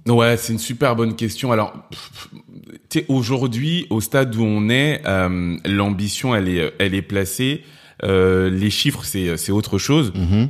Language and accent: French; Cameroon; now in France; du Cameroun